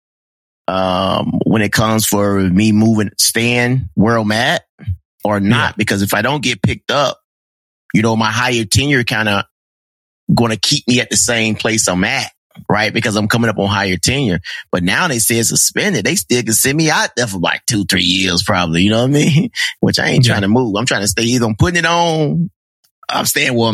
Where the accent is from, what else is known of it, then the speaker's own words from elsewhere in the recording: Mississippi, United States; I'm from Mississippi